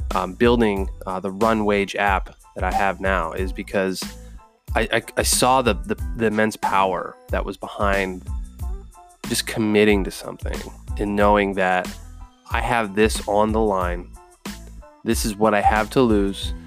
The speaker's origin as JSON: {"language": "English", "region": "Pennsylvania", "country": "United States", "said": "I'm from Pennsylvania"}